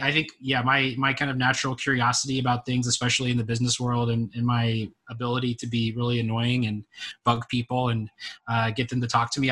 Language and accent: English; Texas, United States; moved away as an adult; now in Washington, United States; I'm from Texas originally